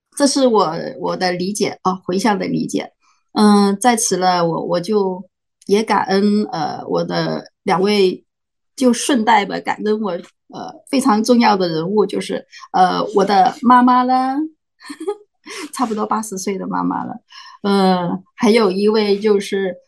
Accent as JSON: {"language": "Chinese", "country": "Macau", "moved": "yes", "lives_now": "United States", "said": "我来自澳门，但现在住在美国"}